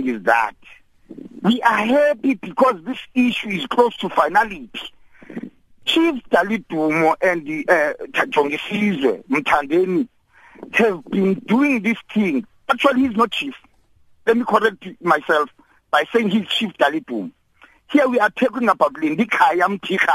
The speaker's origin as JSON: {"language": "English", "area": "Thembu", "region": "Eastern Cape", "country": "South Africa", "said": "as the South African society, particularly the Tembus"}